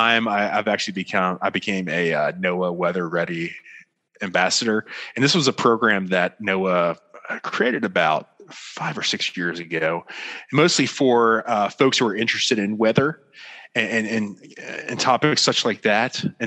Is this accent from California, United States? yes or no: no; Florida, United States; moved away as an adult; also born or lived in Washington, D.C.; now in Dallas, United States; I'm from Florida. So I was born and raised in the great state of Florida